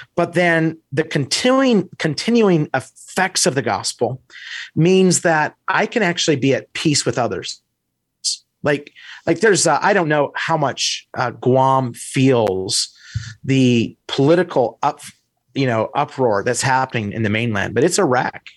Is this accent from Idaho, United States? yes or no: yes; Idaho, United States; moved away as an adult; also born or lived in Wisconsin; I grew up in Idaho